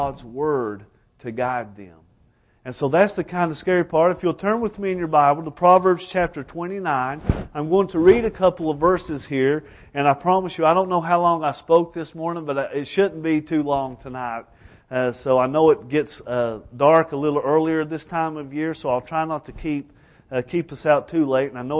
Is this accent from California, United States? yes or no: no; Elkhorn City, Kentucky, United States; also born or lived in Alaska; I'm from Elkhorn City, Kentucky